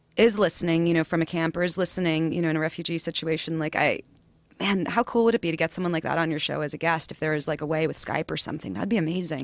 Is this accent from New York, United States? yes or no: yes; New York City, New York, United States; accent: New York; also born or lived in Far Rockaway; I'm from Queens originally